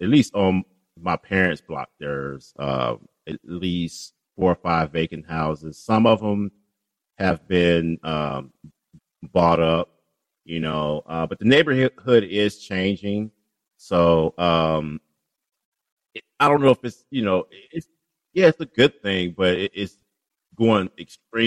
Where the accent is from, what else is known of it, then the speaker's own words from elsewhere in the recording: Chicago, Illinois, United States; I grew up in Englewood, a little bit off of 70th and Winchester